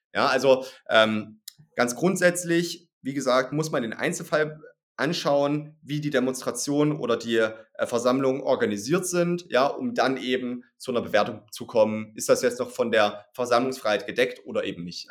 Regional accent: East Germany, Germany; ich komme aus Ostdeutschland

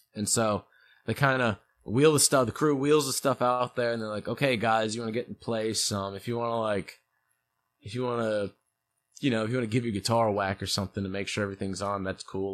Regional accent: St. Louis, Missouri, United States; born or raised there; also born or lived in New York

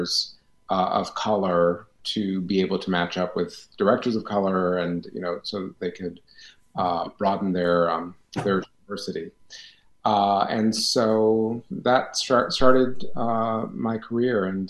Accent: Akron, Ohio, United States; moved away as an adult; also born or lived in New York / Winston-Salem; I was born in Akron, Ohio, and grew up there all through grade school, middle school, and high school

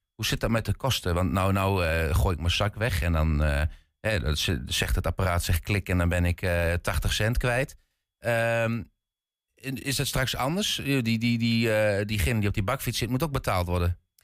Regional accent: Twente, Overijssel, Netherlands; accent: light Twents; ik heb een licht Twents accent

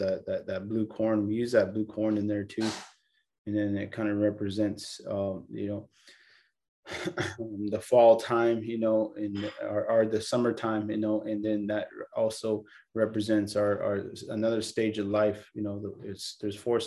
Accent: California, United States; I was born here in California

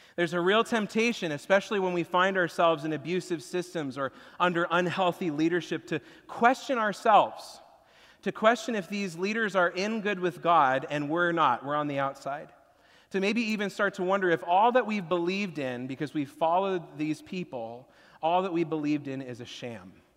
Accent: Washington, United States; growing up in Washington, I haven't lived through a tornado before

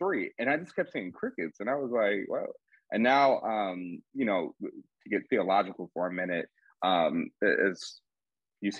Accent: Atlanta, Georgia, United States; I'm from Atlanta

